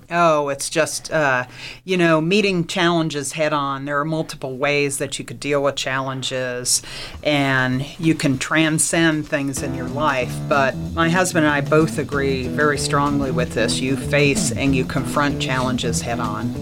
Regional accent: Plainfield, New Jersey, United States; I grew up in uh, New Jersey, in a small town called Plainfield, New Jersey, Central Jersey

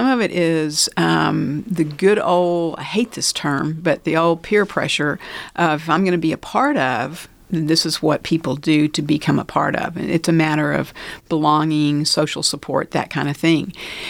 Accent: Lubbock, Texas, United States; born there; also born or lived in Baltimore / Pittsburgh; I was born in Lubbock. My parents met at SMU. My dad graduated from Tech and started his first job here. And then we moved to Baltimore, Maryland. And from there, we moved to Pittsburgh, Pennsylvania.

